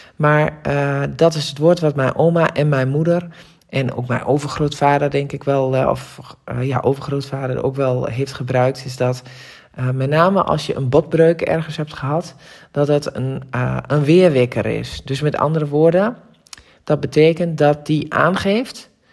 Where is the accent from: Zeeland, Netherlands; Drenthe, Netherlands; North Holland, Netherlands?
Drenthe, Netherlands; Want ik ben Drentse van oorsprong